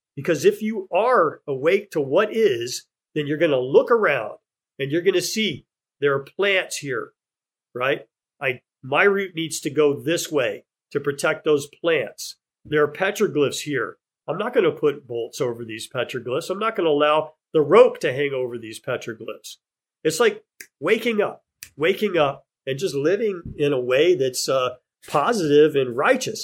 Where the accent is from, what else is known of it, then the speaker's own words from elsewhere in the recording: Texas, United States; moved away as an adult; now in Hawaii, United States; growing up in Texas